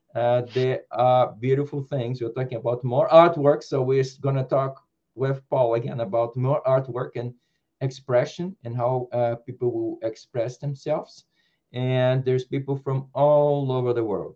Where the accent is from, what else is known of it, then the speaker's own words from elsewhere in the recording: Brazil; I was born in Brazil